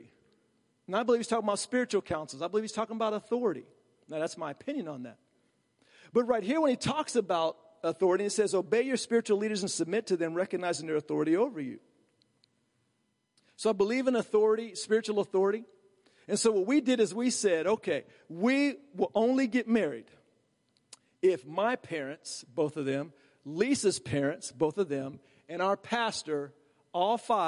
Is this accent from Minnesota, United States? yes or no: no; Virginia, United States; I'm from Virginia